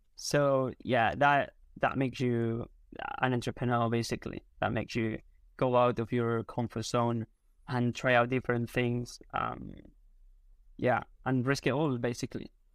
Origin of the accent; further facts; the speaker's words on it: Spain; first language Spanish; English is a second language; also born or lived in United Kingdom; in Spain, we go out at night, like, very late